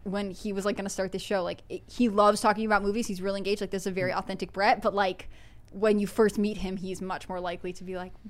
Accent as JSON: {"language": "English", "town": "Salinas", "region": "California", "country": "United States", "tie": "born or raised there", "said": "a lot of his work takes place in my hometown of Salinas, California."}